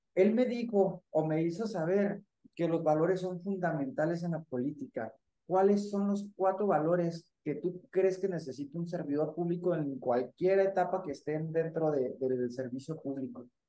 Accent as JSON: {"language": "Spanish", "region": "Chihuahua", "country": "Mexico", "said": "yo como chihuahuense"}